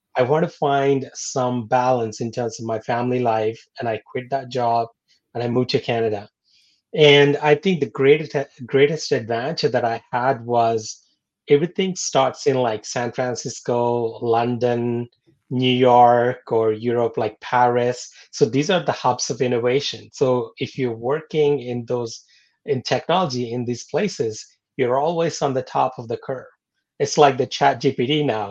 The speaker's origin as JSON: {"language": "English", "country": "India", "tie": "born or raised there", "moved": "yes", "said": "I'm born and raised in India"}